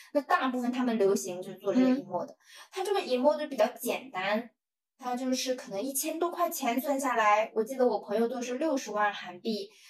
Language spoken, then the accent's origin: Chinese; China; 作为中国人